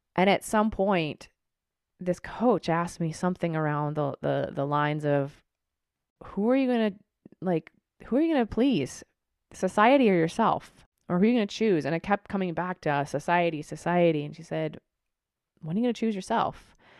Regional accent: Tucson, Arizona, United States; I grew up in Tucson, Arizona

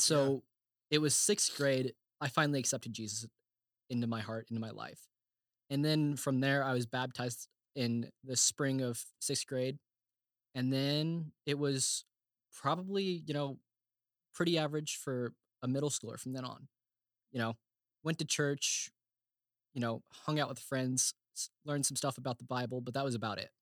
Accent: Bartlesville, Oklahoma, United States; moved away as an adult; now in Indiana, United States; I am from Bartlesville, Oklahoma

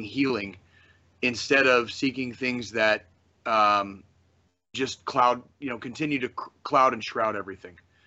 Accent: Kansas City, Missouri, United States; because of where I grew up, here, because my family was from here in Kansas City

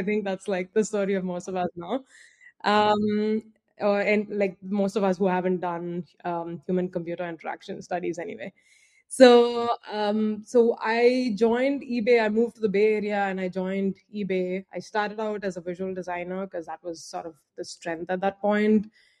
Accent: Andhra Pradesh, India; I'm originally from India. I was born in a southern state called Andhra Pradesh, but really moved about quite a lot because of my father's job.

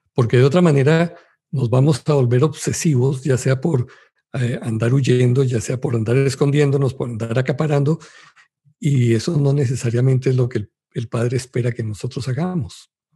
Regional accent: Colombia; Yo soy de Colombia

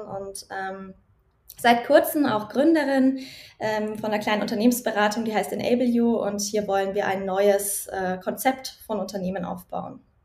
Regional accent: Nuremberg Metropolitan Region, Bavaria, Germany; Ich komme aus der Metropolregion Nürnberg. Äh, da bin ich aufgewachsen und da lebe ich auch noch

